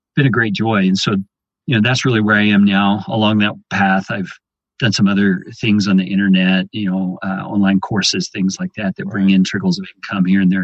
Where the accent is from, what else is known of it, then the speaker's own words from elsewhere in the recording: Texas Panhandle, United States; I grew up in the Panhandle area of Texas, very much a rural kind of a setting, small town